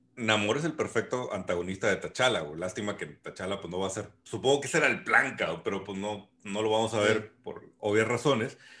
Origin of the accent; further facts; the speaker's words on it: Mexico; Yo soy mexicano